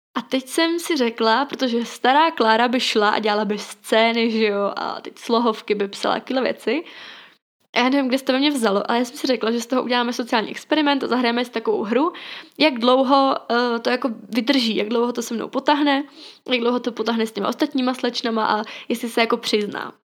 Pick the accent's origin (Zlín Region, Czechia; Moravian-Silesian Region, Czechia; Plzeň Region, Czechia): Moravian-Silesian Region, Czechia; Ostrava; jsem z Ostravy